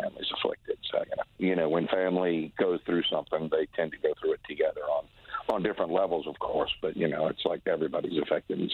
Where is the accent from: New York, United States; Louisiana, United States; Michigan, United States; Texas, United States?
Louisiana, United States; New Orleans; I was the only one of my family who was born and raised in New Orleans